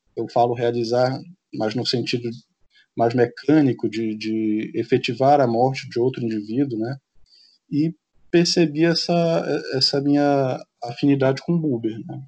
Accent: Amapá, Brazil; enquanto amazônidas, enquanto nortistas

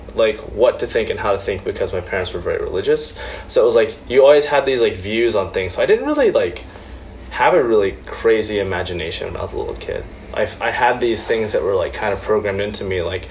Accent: Oklahoma, United States; I grew up in Oklahoma

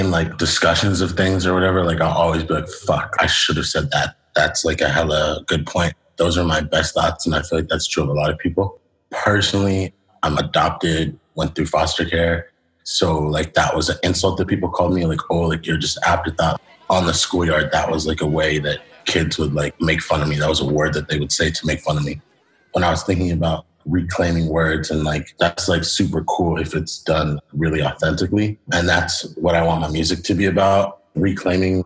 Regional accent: San Francisco, California, United States; also born or lived in Potrero Hill, San Francisco; I was first raised in Petro Hill, and then I moved to the Fillmore

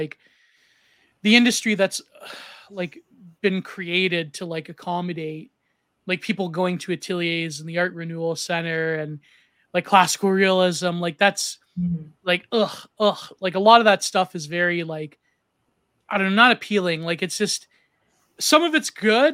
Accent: Canada; as a Canadian

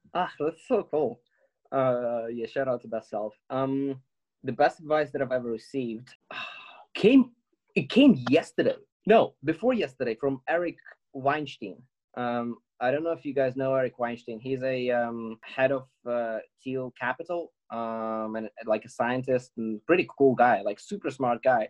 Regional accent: Ukraine; now in United Kingdom; coming from Ukraine

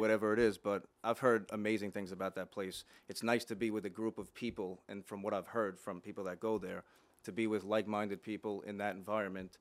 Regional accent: Plainview, New York, United States; also born or lived in Dix Hills; I grew up in Plainview

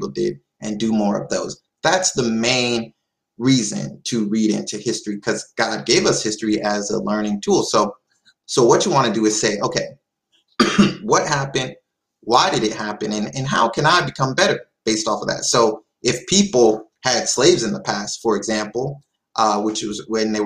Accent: United States; I'm American

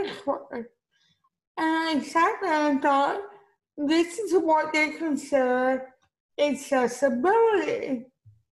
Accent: Miami, Florida, United States; also born or lived in Beirut, Lebanon; I was born in Beirut, Lebanon. I was adopted at 10 months old. I grew up in Miami

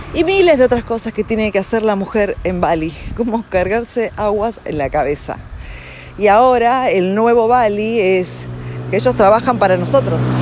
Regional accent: Argentina; un país como Argentina, y hablo de ahí porque yo nací ahí

